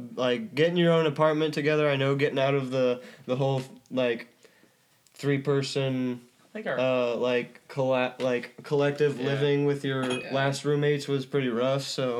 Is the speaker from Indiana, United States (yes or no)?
yes; Butler, Indiana, United States; Yeah, we grew up in Indiana.